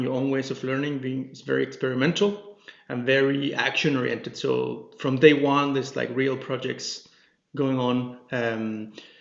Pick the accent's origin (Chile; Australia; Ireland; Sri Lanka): Chile; moved away as an adult; also born or lived in Denmark; now in Copenhagen, Denmark; I'm originally from Chile, in South America, and been living here in Denmark for about 10 years now